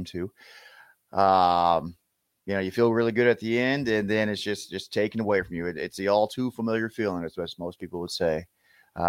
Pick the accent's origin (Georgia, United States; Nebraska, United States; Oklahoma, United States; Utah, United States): Nebraska, United States; Lincoln; I'm originally from Lincoln, Nebraska. Went to Lincoln High